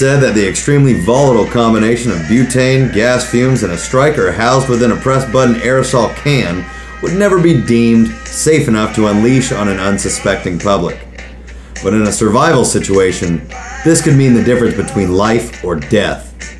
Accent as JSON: {"language": "English", "country": "Australia", "tie": "born or raised there", "said": "Born and bred. Born and bred in Australia, Aussie."}